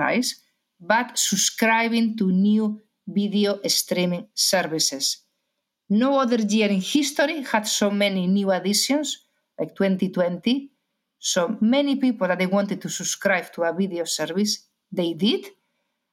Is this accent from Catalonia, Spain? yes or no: no; Galicia, Spain; accent: Spanish; English is a second language; I'm Spanish, as many people already realize because of my accent, from Galicia.